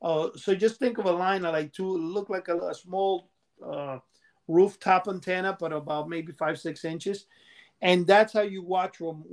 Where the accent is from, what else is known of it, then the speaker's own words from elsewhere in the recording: Cuba; now in New York City, United States; In 1968, when I came here from Cuba, and I'm saying, you know, this is like, by 1969, we had cable TV in New York City.